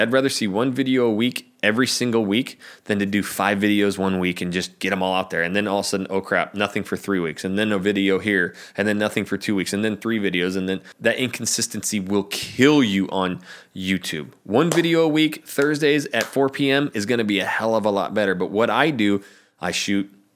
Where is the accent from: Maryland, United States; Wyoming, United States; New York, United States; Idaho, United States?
Idaho, United States; North; moved away as an adult; now in Portland, United States; I'm from North Idaho.